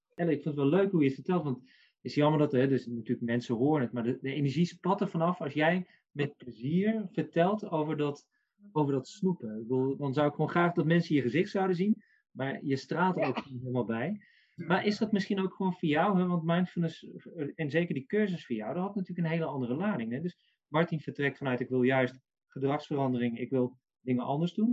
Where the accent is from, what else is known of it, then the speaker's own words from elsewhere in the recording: North Brabant, Netherlands; ik ben Brabander